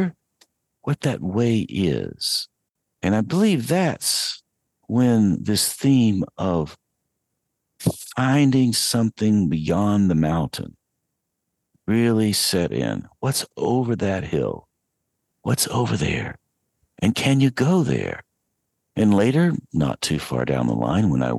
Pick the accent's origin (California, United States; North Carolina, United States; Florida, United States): North Carolina, United States; Asheville; I was growing up in Western North Carolina, 8-9 miles out of Asheville on Brevard Road